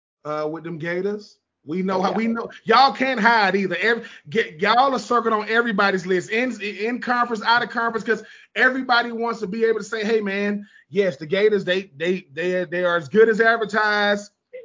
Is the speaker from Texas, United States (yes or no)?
no; Hoover, Alabama, United States; Listen, man, I'm from Hoover, Alabama. People think of Hoover, Alabama. They ain't thinking ladies volleyball.